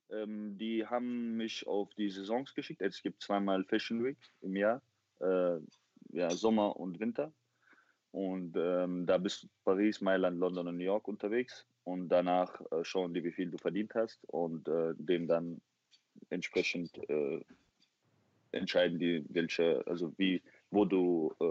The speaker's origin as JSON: {"language": "German", "region": "Chechnya", "country": "Russia", "said": "ich habe ihr erklärt, ich komme aus Tschetschenien und so, bei uns gibt es keine Models und sowas."}